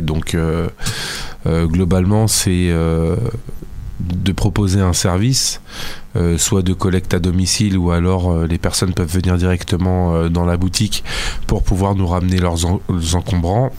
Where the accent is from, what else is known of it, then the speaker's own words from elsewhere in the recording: Fontenay-sous-Bois, Île-de-France, France; je suis euh, du Val-de-Marne, mais plus de la banlieue est, on va dire, Fontenay-sous-Bois.